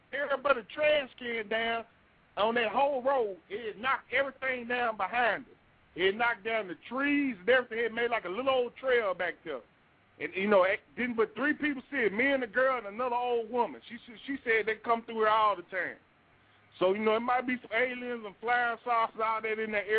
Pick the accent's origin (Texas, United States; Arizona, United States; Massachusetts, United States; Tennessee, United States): Texas, United States; Palestine; I'm from East Texas, from Palestine, right there in Anderson County